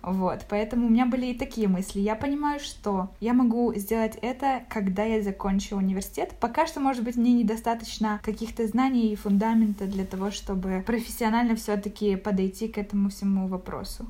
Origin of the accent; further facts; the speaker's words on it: Zaporizhzhia, Zaporizhzhia Oblast, Ukraine; moved away as an adult; now in Kraków, Poland; я из Запорожья